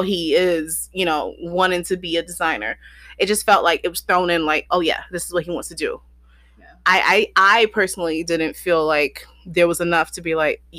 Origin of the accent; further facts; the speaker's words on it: United States; also born or lived in Barbados (ancestry); I was born American